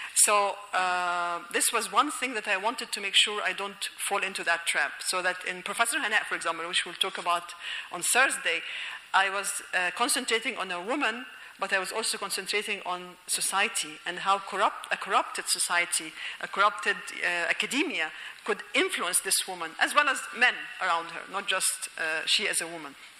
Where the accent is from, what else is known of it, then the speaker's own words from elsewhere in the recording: Alexandria, Alexandria Governorate, Egypt; moved away as an adult; I am originally from Alexandria